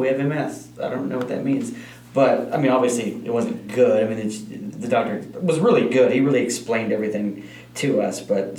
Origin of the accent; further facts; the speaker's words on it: Odessa, Texas, United States; moved away; I'm from Odessa